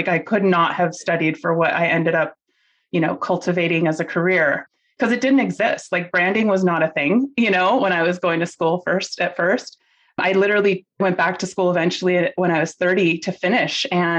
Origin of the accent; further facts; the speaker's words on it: Lima, Peru; born there; I was born in Lima, Peru. I am Peruvian.